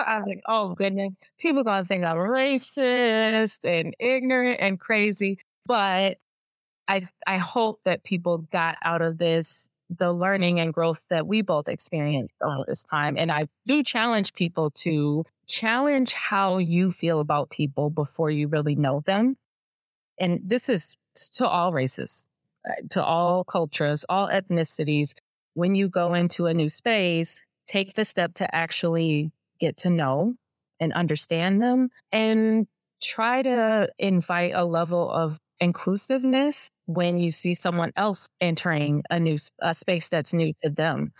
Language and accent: English; Detroit, Michigan, United States; I'm from Detroit. I grew up in Detroit